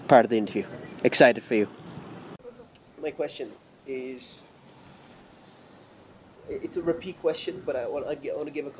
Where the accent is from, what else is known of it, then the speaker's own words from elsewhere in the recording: Ireland; moved away; my own journey as an Irish man, I fell more in love with my own country when I was out of the country